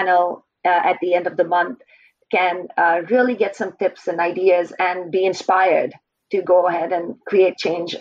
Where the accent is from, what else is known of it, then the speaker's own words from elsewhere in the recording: Indian Himalayas, India; moved away as an adult; now in British Columbia, Canada; I grew up in India, in the Indian Himalayas